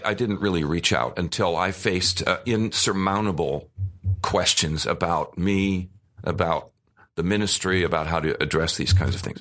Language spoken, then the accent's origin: English; Arizona, United States; also born or lived in Cleveland, Ohio; When I was seven, we came out here, and we had no air conditioning